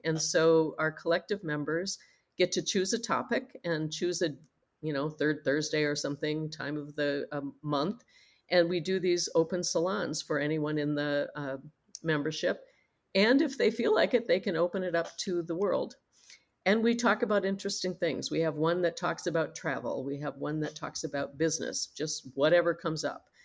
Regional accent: Minnesota, United States; We're from Minnesota. It's very cold here in the winter

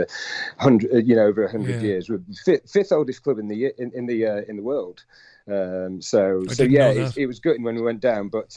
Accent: Chesterfield, East Midlands, United Kingdom; I'm from Chesterfield

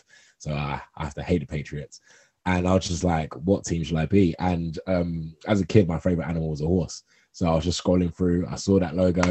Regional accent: England, United Kingdom

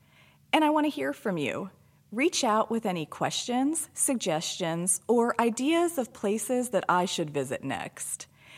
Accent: Virginia, United States; also born or lived in Florida, United States; I was born in Florida, and we moved when I was young, so I actually grew up for most of my life in Virginia. As an adult, my husband's career moved us all over the East Coast.

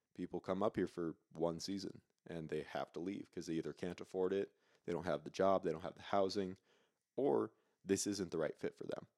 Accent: Granite Bay, California, United States; moved away as an adult; now in Truckee, United States; I'm from small, white, safe suburbia, Granite Bay

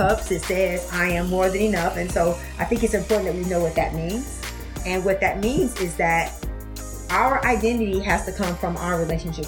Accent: Detroit, Michigan, United States; I grew up in Detroit, I grew up without a lot of things

